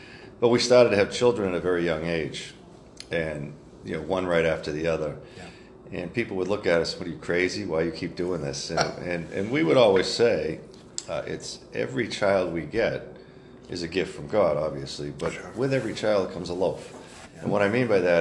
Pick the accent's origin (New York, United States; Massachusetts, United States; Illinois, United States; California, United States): Massachusetts, United States; Hingham; from the Boston area, actually Hingham, Massachusetts.